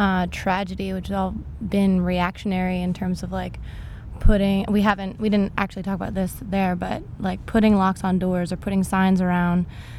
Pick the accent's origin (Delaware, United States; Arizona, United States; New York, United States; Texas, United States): New York, United States; Rochester; moved away; I'm a senior at Virginia Tech, and I'm from Rochester, New York.